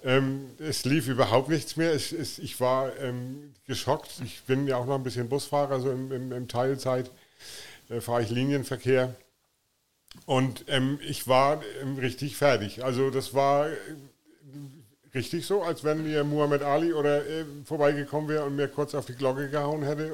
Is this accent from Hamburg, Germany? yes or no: no; Flensburg, Schleswig-Holstein, Germany; moved away as an adult; now in Offenburg, Germany; ich komme ähm, aus, aus Offenburg, bin gebürtiger Flensburger von der dänischen Grenze.